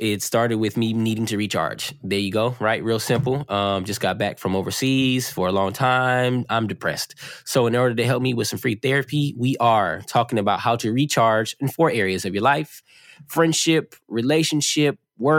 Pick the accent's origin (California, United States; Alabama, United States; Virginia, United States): California, United States; also born or lived in Oakland / East St. Louis; I am from, you know, Southern California, but I say I'm from Oakland, but I'm originally born in East St. Louis.